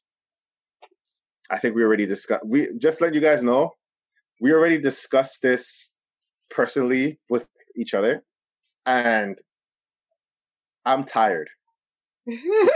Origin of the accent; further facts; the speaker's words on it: Toronto, Ontario, Canada; we're from Toronto, we're in the GTA